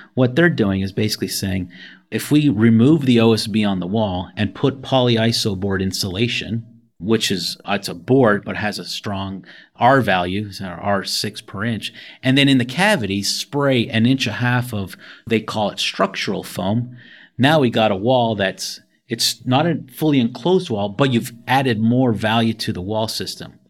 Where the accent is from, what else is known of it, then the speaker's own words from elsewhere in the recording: Canada; moved away as an adult; also born or lived in Toronto, Canada / Buffalo, New York; I'm originally from Canada.